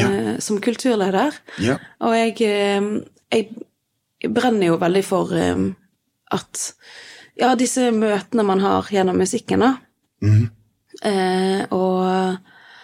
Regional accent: Frekhaug, Vestland, Norway; also born or lived in Stavanger / England; jeg er vokst opp eh, på Frekkhaug

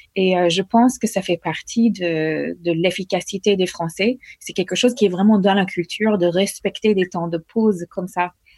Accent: United States; French is a second language; moved away as an adult; also born or lived in Norway; now in France; J'ai quitté les États-Unis deux semaines après mon remise de diplôme

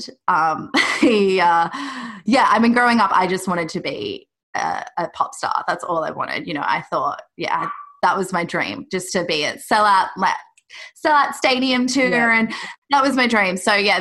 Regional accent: Australia; I grew up in Australia and my dad lived in Croatia

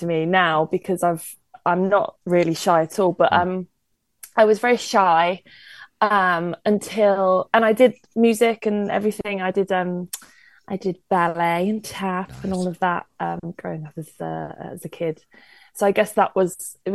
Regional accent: Worcestershire, West Midlands, United Kingdom; moved away as an adult; also born or lived in Carlisle; now in London, United Kingdom; I'm from Worcestershire, near Birmingham.

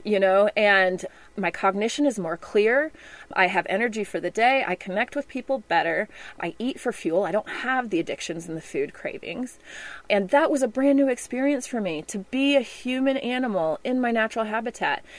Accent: Memphis, Tennessee, United States; moved away; also born or lived in Texas / Sonoran Desert; I was born in Texas, but I grew up in Memphis, Tennessee

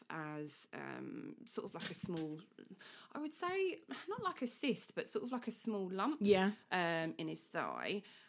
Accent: London, United Kingdom; moved away as an adult; now in Hertfordshire, United Kingdom; I wasn't born and raised in Hertfordshire, I'm afraid. I was born and raised in North London.

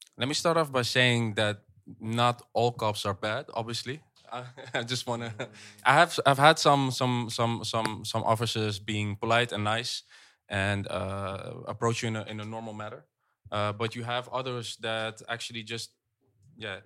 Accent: Netherlands; also born or lived in Egypt; I do see the Netherlands as my home because I grew up here

